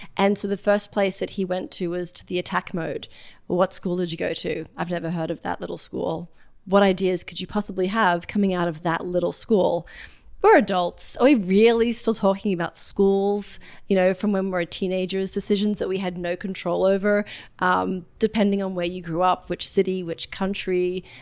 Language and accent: English; Australia; now in New York City, United States; I'm from Australia originally, a pretty small town